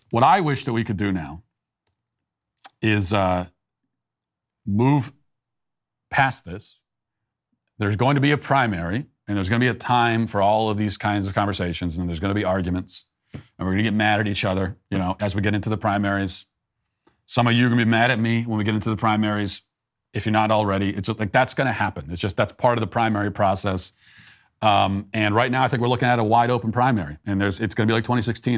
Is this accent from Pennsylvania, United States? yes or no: no; Virginia, United States; now in Tennessee, United States; I lived there, as you know. That was my, I, I, that's my home state.